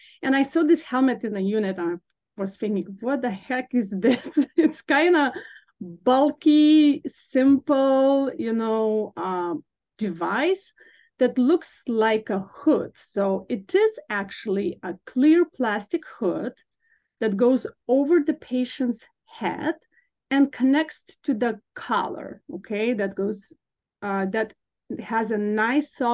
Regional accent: Lithuania; moved away as an adult; also born or lived in Vilnius, Lithuania / Chicago, United States; now in United States; I'm originally from Lithuania, so I got my bachelor's degree in nursing back in Vilnius, and I did work as a registered nurse in an ICU in Lithuania.

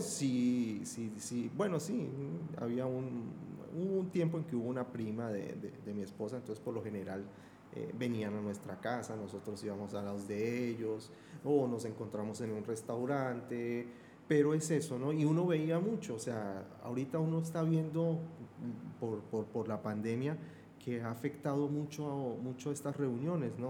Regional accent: Bogotá, Colombia; Yo soy de Bogotá, de la región andina

